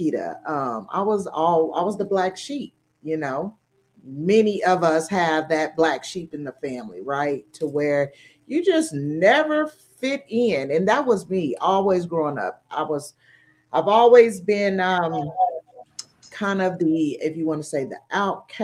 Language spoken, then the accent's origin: English; Tulsa, Oklahoma, United States; moved away as an adult; We are from a small town of Tulsa, Oklahoma. So if you all are familiar with the 1921 race riot, that's my hometown. So growing up there